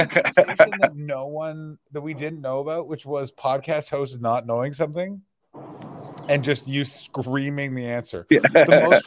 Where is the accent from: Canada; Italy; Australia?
Canada; As a Canadian person with mostly Scottish blood